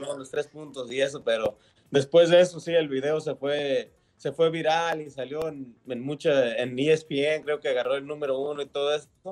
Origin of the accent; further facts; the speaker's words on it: Mexico; moved away; sí nací en, en México yo